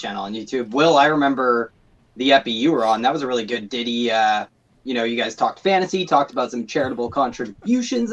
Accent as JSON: {"language": "English", "region": "Pacific Northwest", "country": "United States", "said": "I'm from the Pacific Northwest"}